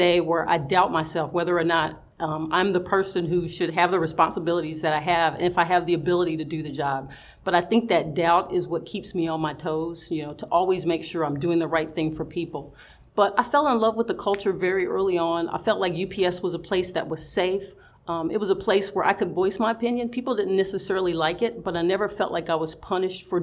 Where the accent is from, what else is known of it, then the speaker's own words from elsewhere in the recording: Knoxville, Tennessee, United States; moved away as an adult; also born or lived in Nashville, Tennessee / Omaha, Nebraska / Edison, New Jersey; I did get to stay in my hometown. It was local, and I liked that. I'm very close to my family, very close to my parents, my grandparents. My entire family lived in Knoxville.